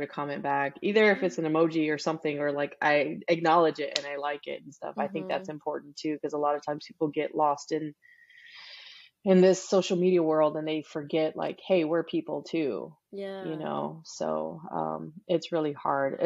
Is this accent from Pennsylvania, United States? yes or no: no; Rosenberg, Texas, United States; first language English; also born or lived in Houston, Texas; I was born in Houston, but we actually settled in this little bitty town called Rosenberg